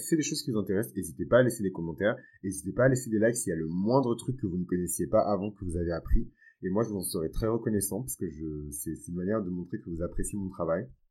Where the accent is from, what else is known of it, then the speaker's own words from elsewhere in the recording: Benin; Moi, dans ma culture, qui est une culture qui est fond et yoruba, parce que je viens du Bénin